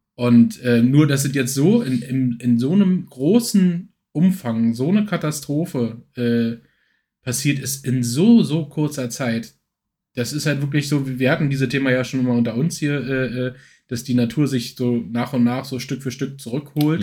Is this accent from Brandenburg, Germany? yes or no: yes; Berlin commuter belt, Brandenburg, Germany; viele, die, die, äh, meinen Dialekt jetzt, äh, nicht erkennen, die wissen natürlich nicht, dass ich aus dem Speckgürtelbereich von Berlin komme